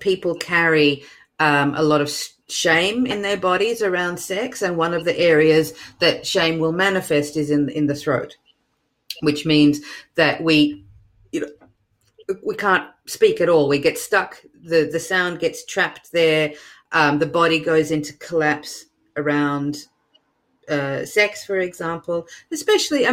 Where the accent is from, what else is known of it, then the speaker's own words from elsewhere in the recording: Melbourne, Victoria, Australia; now in New York, United States; I'm originally from Melbourne, Australia, but I live in New York now